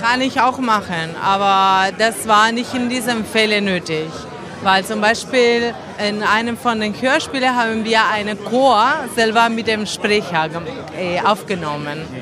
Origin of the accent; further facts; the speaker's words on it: Argentina; German is a second language; moved away; Ich komme aus Argentinien